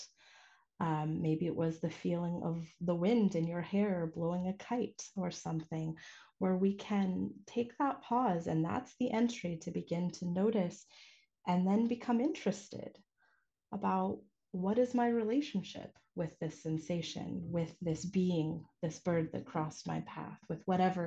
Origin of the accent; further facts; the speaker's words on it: United States; I was born stateside